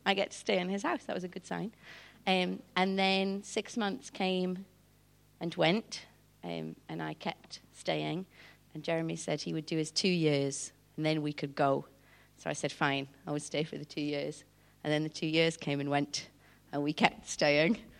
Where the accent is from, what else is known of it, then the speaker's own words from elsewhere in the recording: Newcastle upon Tyne, North East England, United Kingdom; moved away as an adult; now in South Africa; I'm from Newcastle originally